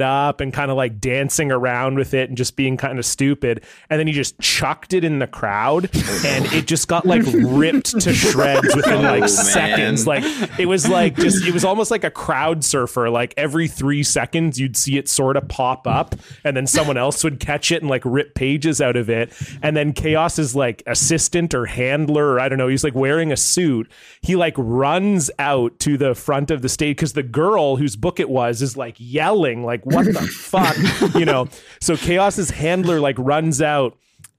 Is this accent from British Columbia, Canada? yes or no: no; Ontario, Canada; moved away; I grew up in Ontario